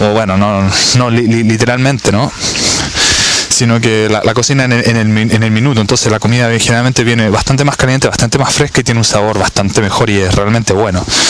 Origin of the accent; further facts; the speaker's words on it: Chile; moved away; como decimos en Chile